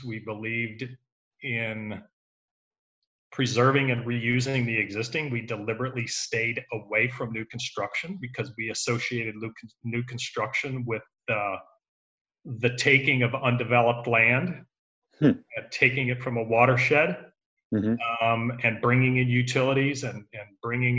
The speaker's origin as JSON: {"language": "English", "region": "Southern California", "country": "United States", "tie": "born or raised there", "also_born_or_lived": "Santa Monica", "moved": "as an adult", "lives_now": "Houston, United States", "said": "We were raised in Southern California"}